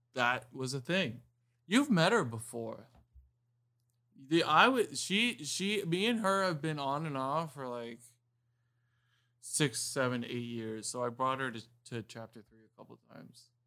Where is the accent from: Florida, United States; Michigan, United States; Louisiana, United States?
Florida, United States; Miami; also born or lived in Homestead, Florida; I grew up in Miami, I was born in Miami, but when I was about thirteen, fourteen years old, we moved to Homestead